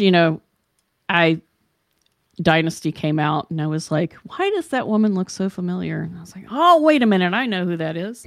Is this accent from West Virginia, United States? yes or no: yes; Charleston, West Virginia, United States; moved away; I came from West Virginia, so I was born in sixty-five.